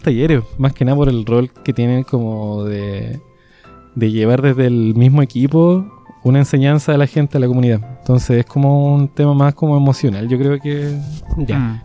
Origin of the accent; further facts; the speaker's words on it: Coquimbo, Chile; yo soy de acá, soy de Coquimbo.